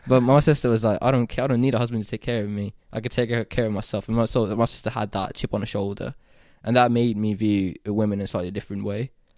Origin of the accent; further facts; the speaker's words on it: Saudi Arabia; So I think growing up in the Middle East, I'm more comfortable, and I feel closer in culture with someone like you, who's like Egyptian, not Pakistani at all, but you also grew up in Saudi, and I grew up in Saudi.